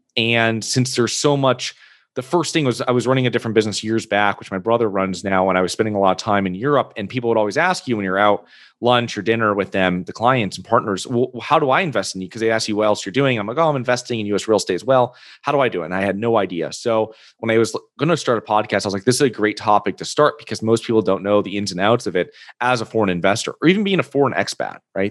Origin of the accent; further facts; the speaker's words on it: Connecticut, United States; moved away; I'm originally from Connecticut